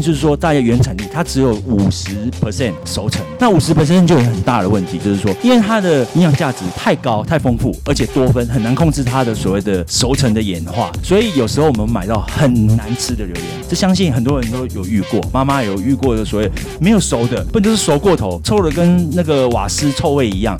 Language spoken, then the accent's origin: Chinese; Taiwan; 我们台湾人